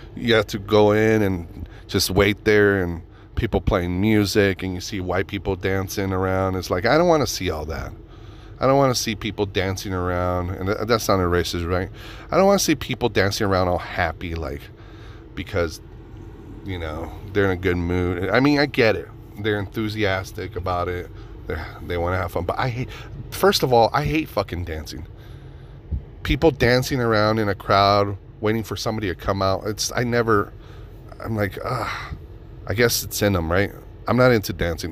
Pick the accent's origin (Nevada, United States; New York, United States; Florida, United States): Nevada, United States; Reno; Reno, my hometown